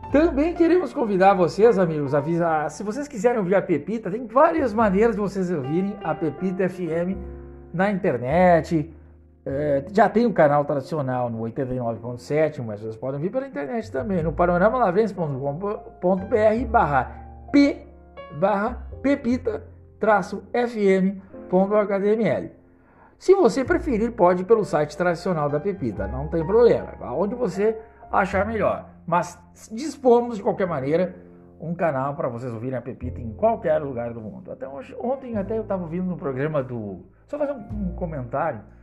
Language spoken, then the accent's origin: Portuguese; Lavras do Sul, Rio Grande do Sul, Brazil; moved away; vocês aí de Lavras a desenvolver o nosso município